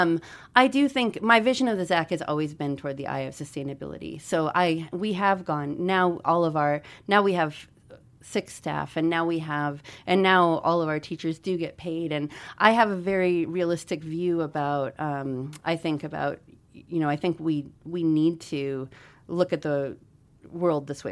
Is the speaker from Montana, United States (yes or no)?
yes; Missoula, Montana, United States; also born or lived in Albuquerque, New Mexico / Troy, Montana; I'm from Missoula. I wasn't born here.